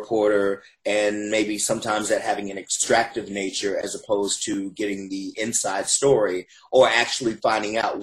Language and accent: English; Huntsville, Alabama, United States; moved away as an adult; now in Atlanta, United States; I'm from Huntsville, Alabama